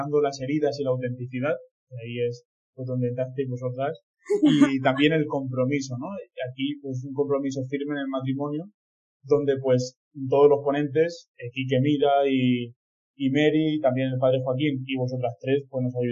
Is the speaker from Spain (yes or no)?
yes; Villena, Valencian Community, Spain; soy de Villena, de esta diócesis de Orihuela Alicante, y soy el segundo de dos hermanos